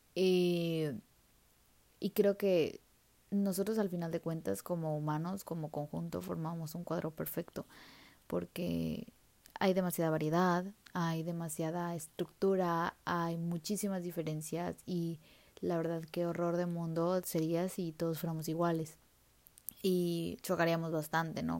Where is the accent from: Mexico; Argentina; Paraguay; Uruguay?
Mexico; como país mexicano